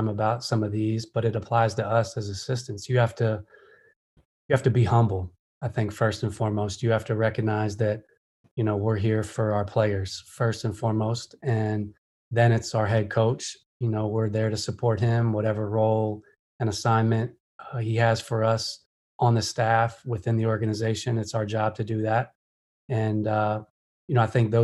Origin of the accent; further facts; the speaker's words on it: Pennsylvania, United States; now in Atlanta, United States; I'm from Pennsylvania, but consider, you know, Atlanta home now being here so long